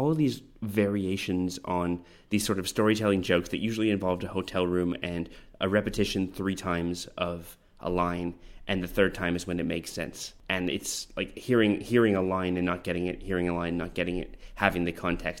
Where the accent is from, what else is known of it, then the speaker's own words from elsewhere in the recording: Canada; And I'm Canadian